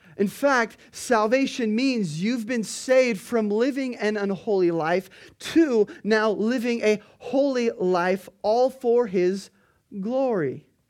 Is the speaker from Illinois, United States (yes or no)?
no; Kona, Hawaii, United States; we're from Kona